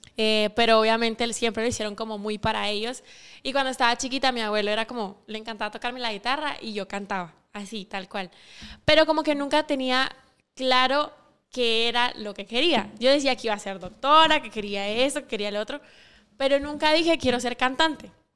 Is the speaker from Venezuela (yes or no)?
no; Sanarate, El Progreso, Guatemala; yo no soy de la capital, yo soy de Sanarate el Progreso.